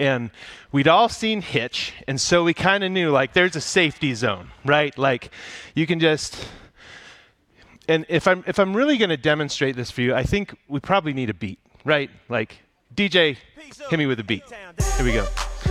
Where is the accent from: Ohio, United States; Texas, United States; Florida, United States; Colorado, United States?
Colorado, United States; Broomfield; I grew up right here in Broomfield, and growing up in the suburbs is an interesting experience